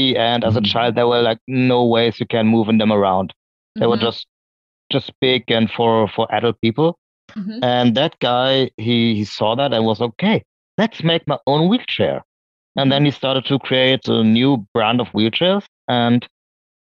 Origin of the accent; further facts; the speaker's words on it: Oldenburg, Lower Saxony, Germany; I was born here in Oldenburg, still living here